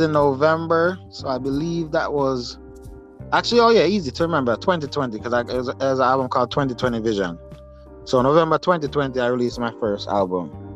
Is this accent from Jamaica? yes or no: yes; Jamaica; also born or lived in upstate New York; now in New York, United States; Jamaica originally, but I'm um, currently in uh, in uh, New York, upstate New, New York.